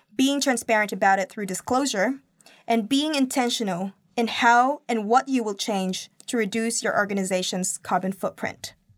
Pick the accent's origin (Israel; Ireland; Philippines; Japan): Philippines; now in Auckland, New Zealand; my home country